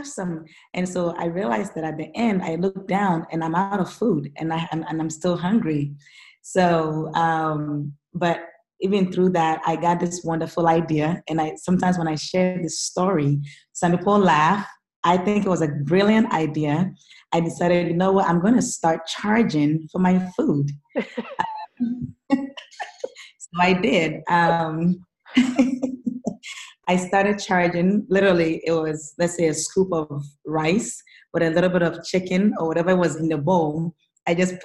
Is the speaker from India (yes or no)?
no; Ghana; now in United States; before I came to the United States, I come from Ghana, which is in West Africa. And I grew up, you know, single mom, very, very poor background